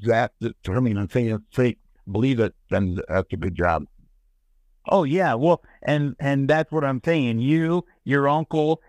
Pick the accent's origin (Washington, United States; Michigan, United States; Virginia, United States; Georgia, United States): Michigan, United States; Lansing; I'm from Michigan, and the big town is Detroit